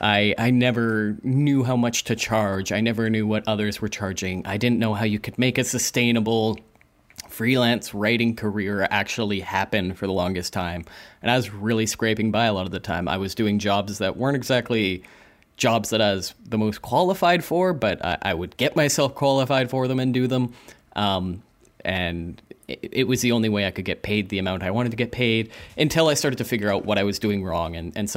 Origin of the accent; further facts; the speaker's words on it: Calgary, Alberta, Canada; I kind of became like a ringer for any of these big events that would happen in my hometown of Calgary at the time.